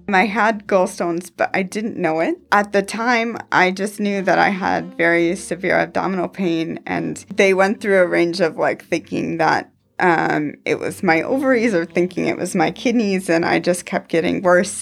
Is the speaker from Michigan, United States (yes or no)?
yes; Houghton Lake, Michigan, United States; I'm originally from Houghton Lake, Michigan